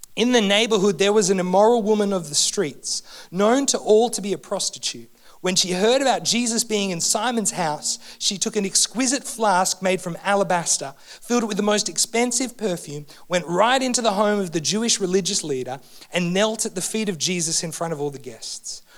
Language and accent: English; Canberra, Australian Capital Territory, Australia; I'm from Canberra, love my AFL